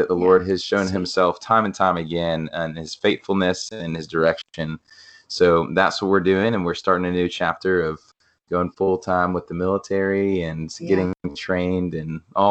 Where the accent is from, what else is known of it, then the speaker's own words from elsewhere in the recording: Columbia, South Carolina, United States; now in Birmingham, United States; we're originally from Columbia, South Carolina. Grew up in the South, and we live in Birmingham now.